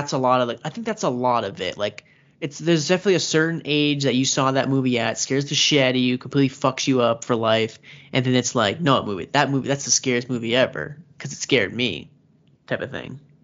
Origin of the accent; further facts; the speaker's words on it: United States; I'm American.